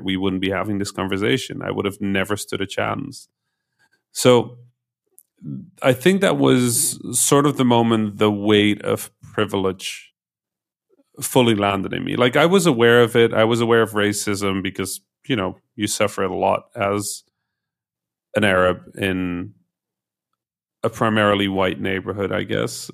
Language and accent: English; Netherlands; was born in a, um, in one of those towns in the Netherlands that has never figured out whether they're a town of a city.